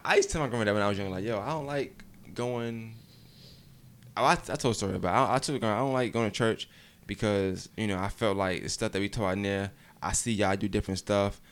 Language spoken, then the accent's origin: English; New York, United States; moved away; I'm from New York originally